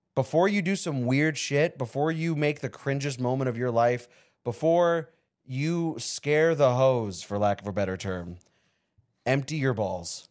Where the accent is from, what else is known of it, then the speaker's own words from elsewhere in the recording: Avondale, Arizona, United States; also born or lived in California; From the fifth grade to the eighth grade, I grew up in Avondale, Arizona